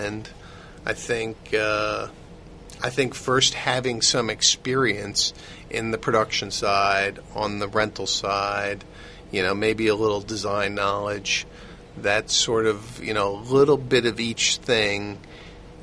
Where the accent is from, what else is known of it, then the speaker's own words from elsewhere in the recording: New York, United States; growing up in New York